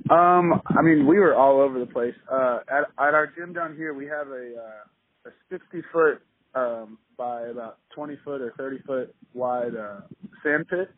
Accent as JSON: {"language": "English", "town": "Kansas City", "region": "Missouri", "country": "United States", "moved": "as an adult", "lives_now": "New Orleans, United States", "said": "I'm from Kansas City, Missouri"}